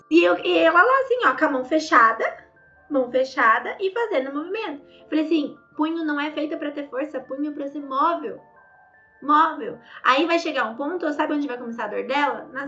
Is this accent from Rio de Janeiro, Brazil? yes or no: no; Santa Catarina, Brazil; also born or lived in Palhoça; Eu sou de Santa Catarina, eu moro em Palhoça.